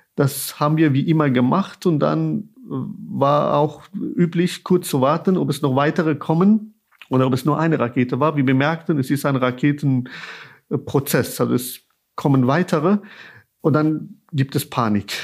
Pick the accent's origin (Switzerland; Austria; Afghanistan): Afghanistan; Kabul; now in Germany; wie ich meine Eltern als Kind in Kabul beim Gebet beobachtet habe